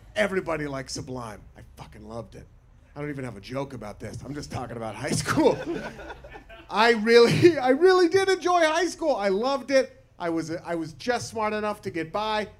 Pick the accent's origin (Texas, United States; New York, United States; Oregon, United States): Oregon, United States; Portland; I'm from Portland, Oregon. I went to high school in Portland, Oregon.